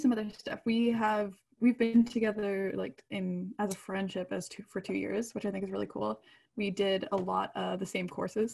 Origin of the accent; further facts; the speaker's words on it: Canada; we're Canadian. We live up in the north.